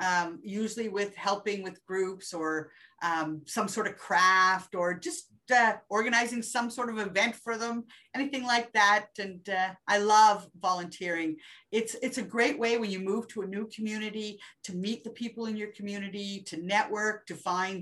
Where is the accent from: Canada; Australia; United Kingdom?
Canada; New Brunswick; also born or lived in Germany / Petawawa / Sudbury; I'm born in New Brunswick, so I am from the East Coast, then to Germany, then to Petawawa.